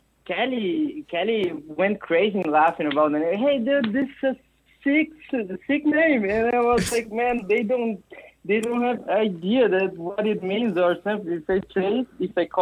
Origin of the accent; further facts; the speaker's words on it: Brazil; moved away; I'm originally from Brazil